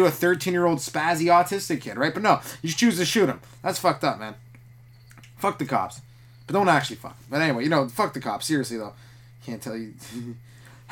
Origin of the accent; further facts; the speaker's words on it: Canada; I'm from Canada